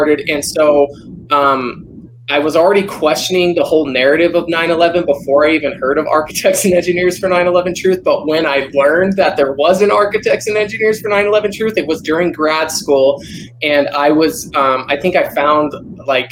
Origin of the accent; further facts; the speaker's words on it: Albuquerque, New Mexico, United States; also born or lived in Rapid City, South Dakota / Helena, Montana; I grew up in Albuquerque, New Mexico, born and raised. I lived in Rapid City, South Dakota for a few years, but mostly here in Albuquerque